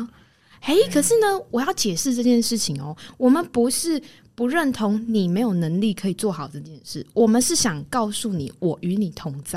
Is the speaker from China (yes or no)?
no; Taiwan; 我们台湾人很常，因为你关心对方，或者不论朋友啊、同学、同事、家人，你出去你很常挂在嘴边的哦，小心哦，小心哦。